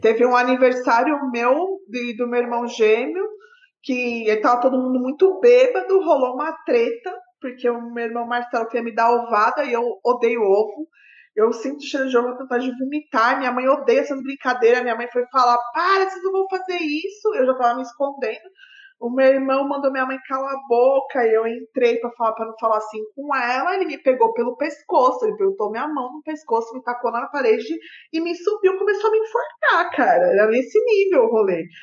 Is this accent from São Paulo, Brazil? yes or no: yes; São Bernardo do Campo, São Paulo, Brazil; Eu morava em São Bernardo na época, eu sou lá da ABC.